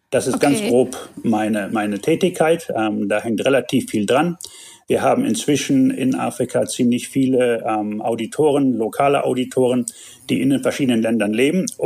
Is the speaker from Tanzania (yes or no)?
yes; Tanzania; also born or lived in Germany; Ähm, ich bin Deutscher, aber in Tansania geboren und aufgewachsen ähm, habe meine Kindheit, bis ich 20 war, hier verbracht, war auf einer deutschen Schule in, in Kenia im Internat